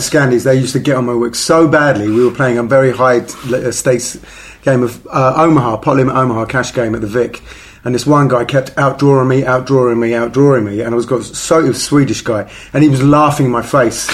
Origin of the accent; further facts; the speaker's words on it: England, United Kingdom; I'm very patriotic in the fact I was born in England, but I'm also very patriotic in the fact my parents are Italian.